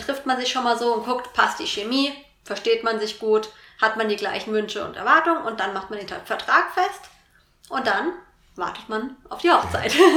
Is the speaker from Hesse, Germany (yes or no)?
yes; Vogelsberg, Hesse, Germany; also born or lived in Fulda area; now in Fulda, Germany; Ich komme ursprünglich aus dem Vogelsberg, wohne jetzt aber in einem kleinen Vorort von Fulda.